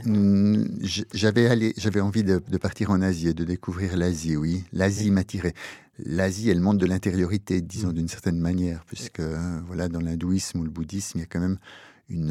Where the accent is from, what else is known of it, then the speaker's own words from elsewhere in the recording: Neuchâtel, Switzerland; moved away as an adult; also born or lived in Lausanne; je suis né en Suisse, exactement à Neuchâtel, Crécy-Neuchâtel, euh, dans un milieu terrien, catholique terrien. J'ai été élevé dans une famille heureuse